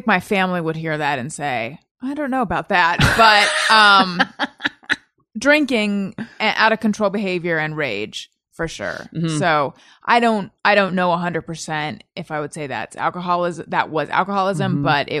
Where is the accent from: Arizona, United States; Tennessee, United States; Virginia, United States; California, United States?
California, United States; Orange County; I'm from Orange County.